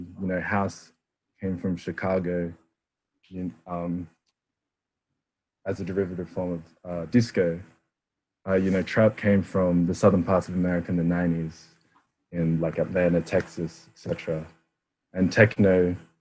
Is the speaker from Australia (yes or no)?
yes; Canberra, Australian Capital Territory, Australia; being a Filipino Australian, I grew up in Canberra